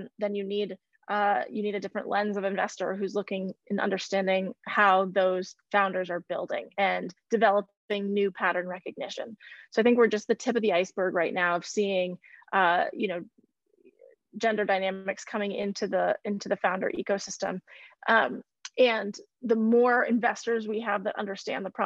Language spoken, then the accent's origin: English; Midwest, United States; I grew up in the Midwest